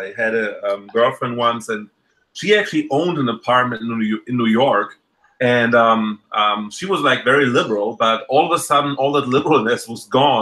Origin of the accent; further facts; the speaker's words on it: Germany; now in United States; I came from Germany